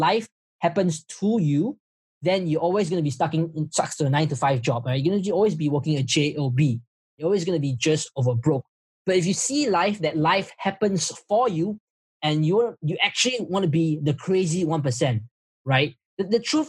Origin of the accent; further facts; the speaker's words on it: Malaysia; now in Singapore; I'm from Malaysia, but I'm working in Singapore.